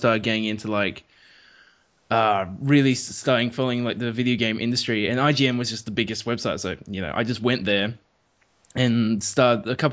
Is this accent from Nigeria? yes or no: no; small country town in South Australia, Australia; now in Adelaide, Australia; I'm not actually from Adelaide. Adelaide's sort of the capital of that state, but I'm from a small country town